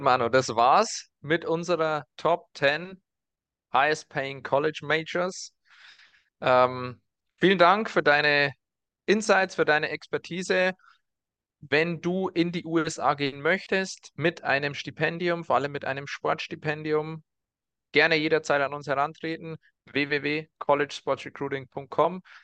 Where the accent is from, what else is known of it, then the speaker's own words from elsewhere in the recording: around Burghausen, Bavaria, Germany; aus der Region, aus der wir kommen, so muss ich sagen ähm, um Burghausen rum